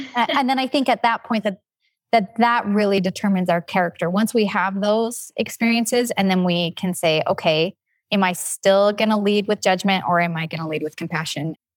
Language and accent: English; Logan, Utah, United States; I grew up in Logan, Utah